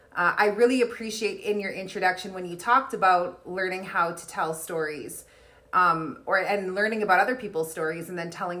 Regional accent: Kehewin Cree Nation, Alberta, Canada; I'm from the Kihiwin Cree Nation right here in Treaty 6 territory

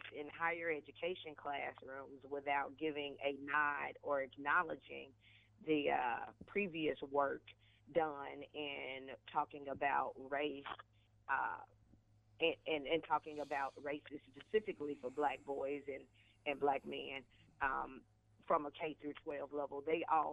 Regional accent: Conway, Arkansas, United States; moved away as an adult; also born or lived in Georgia; I grew up in Conway, Arkansas

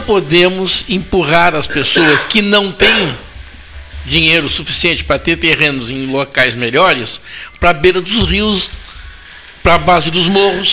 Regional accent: Pedro Osório, Rio Grande do Sul, Brazil; moved away; A cidade que eu nasci, né, ela foi feita no leito morto de um arroio

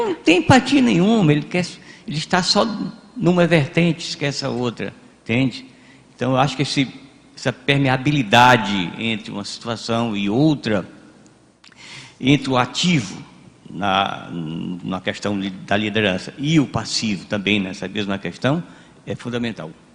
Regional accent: Brazil; nós aqui brasileiros

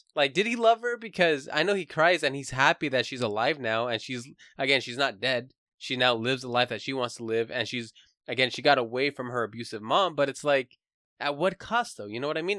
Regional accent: United States; I am American

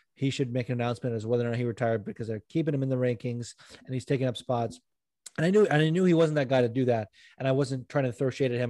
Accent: Las Vegas, Nevada, United States; also born or lived in Los Angeles, California; now in New Jersey, United States; I grew up in triple digit weather, like growing up in Vegas and then you know being

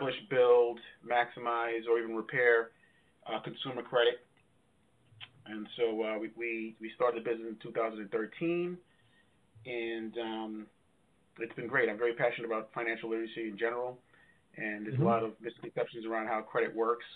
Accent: Wyandanch, New York, United States; also born or lived in Brooklyn, New York; age two, my family moved to a small town in Long Island, New York called Wyandanch, which is on the South Shore, basically right in the middle of the island.

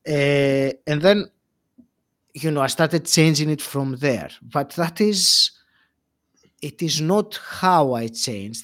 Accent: Greece; moved away as an adult; also born or lived in England; now in United Kingdom; I left Greece, my home country

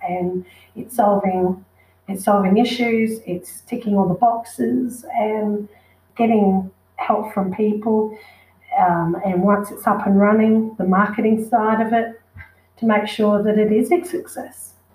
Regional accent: Noosa, Queensland, Australia; growing up in Noosa

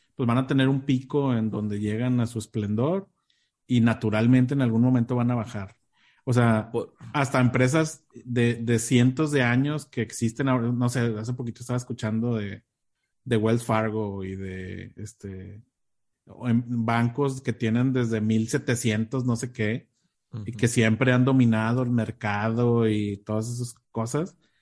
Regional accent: Mexico; teníamos acá en México

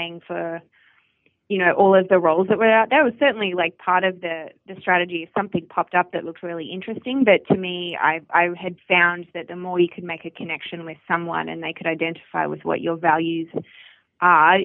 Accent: Australia; moved away as an adult; also born or lived in Melbourne, Australia; growing up in Australia, particularly in the outback, I was my primary school had 120 kids total

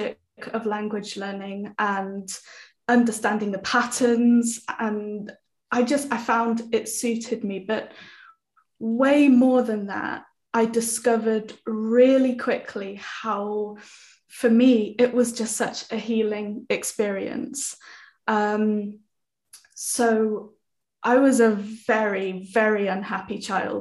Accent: United Kingdom; accent: British English; first language English; my first language is British English

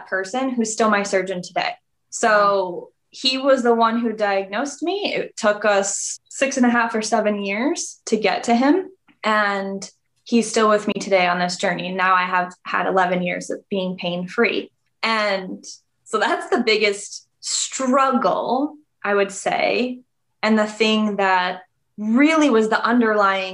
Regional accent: New England, United States; I'm from New England.

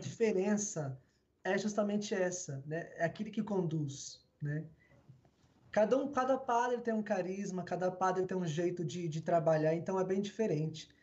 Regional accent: São Paulo, Brazil; Nós moramos aqui no Capão mesmo, né? Nós nascemos aqui, vivemos aqui

